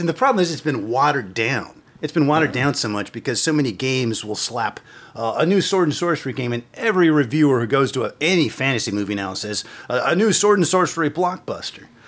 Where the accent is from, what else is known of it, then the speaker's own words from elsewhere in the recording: Terre Haute, Indiana, United States; I came originally from Terre Haute, Indiana. That's where I was born